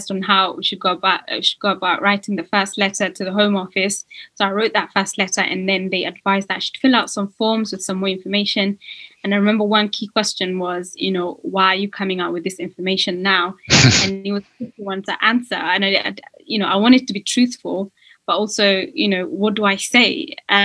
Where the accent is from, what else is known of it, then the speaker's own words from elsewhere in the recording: Kenya; now in United Kingdom; I was born in Kenya and I'd been naturalized as a British citizen